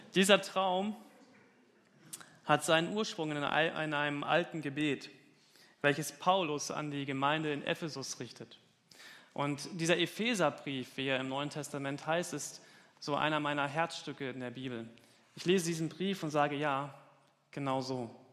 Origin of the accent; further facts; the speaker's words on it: Falkenberg, Hesse, Germany; moved away; in Falkenberg, mitten auf dem Land. Das ist meine Heimat. Da komme ich her.